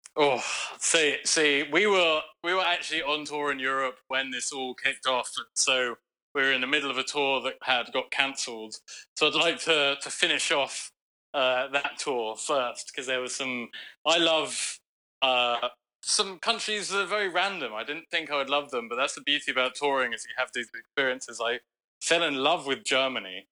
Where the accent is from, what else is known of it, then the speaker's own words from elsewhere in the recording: London, United Kingdom; now in United States; I grew up in London